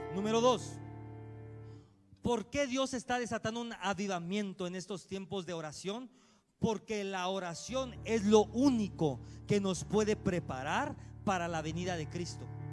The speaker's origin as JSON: {"language": "Spanish", "country": "Mexico", "said": "Así somos los mexicanos"}